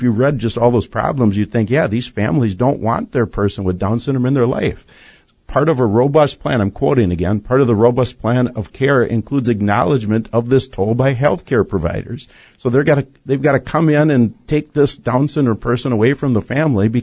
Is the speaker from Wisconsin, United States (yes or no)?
yes; Wisconsin, United States; we're from Wisconsin.